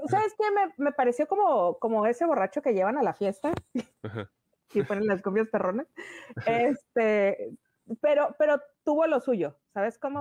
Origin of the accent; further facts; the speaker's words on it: northern Mexico, Mexico; yo soy norteña